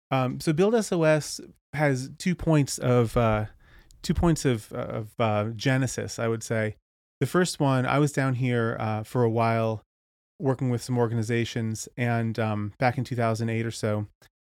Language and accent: English; Cape Cod, Massachusetts, United States; So I grew up in the Northeast in Cape Cod, and then went to school in upstate New York.